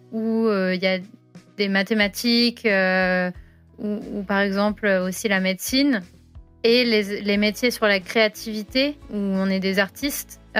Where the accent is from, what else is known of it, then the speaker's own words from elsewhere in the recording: France; accent: French; now in London, United Kingdom; Alors, les Français reconnaissent que je suis française dans mon accent. Mais souvent, les Anglais me demandent si je suis allemande ou si je suis suisse